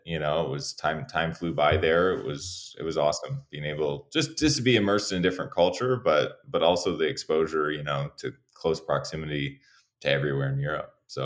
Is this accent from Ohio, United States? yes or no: no; Iowa, United States; moved away as an adult; also born or lived in San Diego, California; I grew up in Iowa